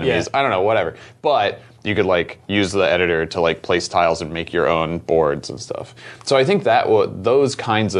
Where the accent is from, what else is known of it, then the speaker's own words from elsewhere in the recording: Florida, United States; moved away as an adult; also born or lived in Midwest; now in Portland, United States; I grew up in the Midwest and then moved to Florida when I was like nine